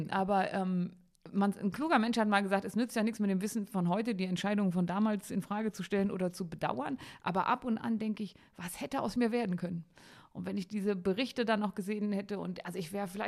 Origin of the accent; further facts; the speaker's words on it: Harz, Germany; ich komme aus dem Harz und in der Gegend um